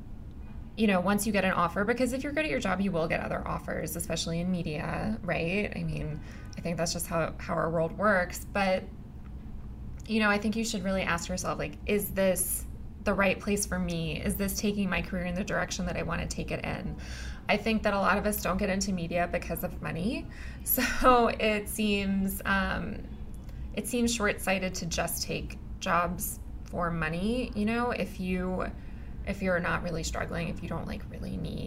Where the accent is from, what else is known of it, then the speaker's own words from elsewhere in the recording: Texas, United States; I'm also from Texas